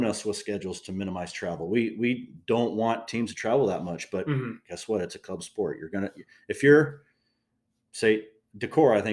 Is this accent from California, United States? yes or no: no; Fort Dodge, Iowa, United States; where I grew up in the Fort Dodge